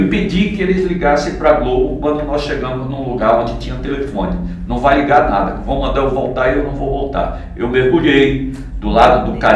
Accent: Northeast Region, Brazil; accent: nordestino; cheguei à conclusão que eu seria sempre … com meu sotaque é, nordestino, sem ter que imitar ninguém.

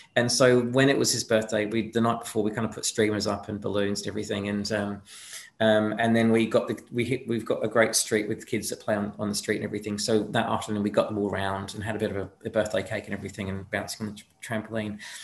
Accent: United Kingdom; now in Australia; I'm from there originally

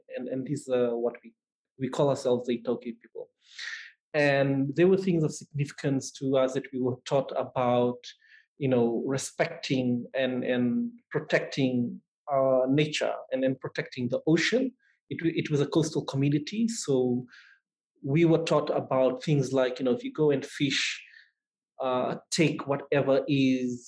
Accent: Fiji; I grew up in a small town about an hour's drive away from the main city

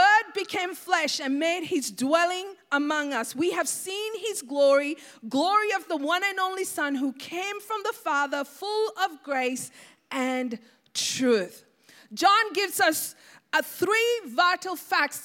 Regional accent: Sri Lanka; I remember growing up in Sri Lanka

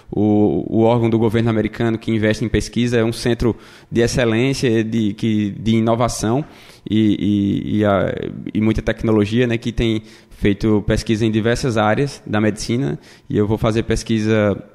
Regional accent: Caruaru, Pernambuco, Brazil; now in United States; Isso, isso. Vim lá de Caruaru, terra boa, viu? Bom de ir no São João, como Emílio e dançar forró.

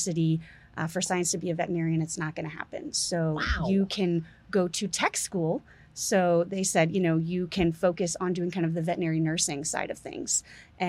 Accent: Barrie, Ontario, Canada; moved away; I grew up in Canada. My family's all still there, just north, a small town, Barrie, just north of Toronto

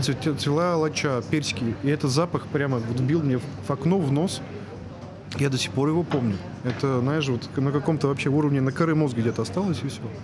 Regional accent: Moscow, Russia; мы, москвичи

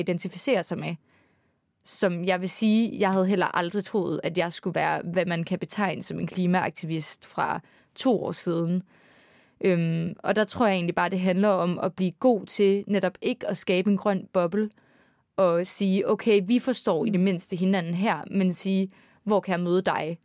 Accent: Aarhus, Central Denmark Region, Denmark; moved away as an adult; now in Copenhagen, Denmark; nu er jeg fra Aarhus

